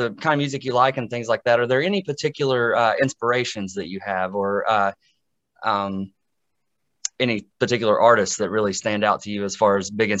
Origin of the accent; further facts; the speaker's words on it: Boone County, West Virginia, United States; I went to Scott in Boone County.